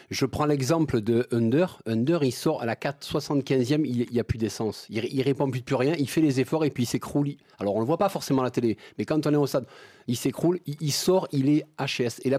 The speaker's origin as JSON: {"language": "French", "region": "Île-de-France", "country": "France", "said": "Je viens d'Île-de-France, mais je ne vais pas le dire trop fort."}